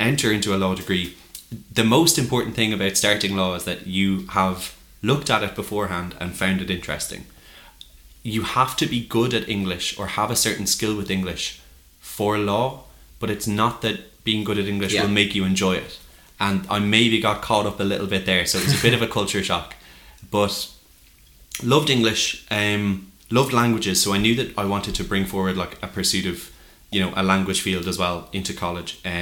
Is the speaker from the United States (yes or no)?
no; Tipperary, Munster, Ireland; moved away as an adult; also born or lived in Cork; I'm from Tip.